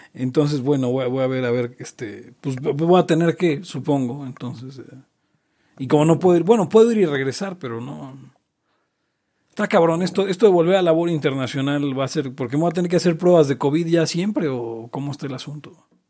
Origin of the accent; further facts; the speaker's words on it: Mexico City, Mexico; yo soy de Jardín Malbuena